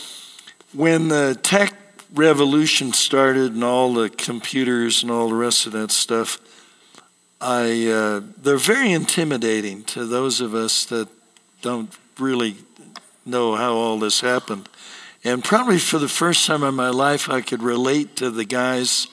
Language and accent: English; Seattle, Washington, United States; I was born and raised in Seattle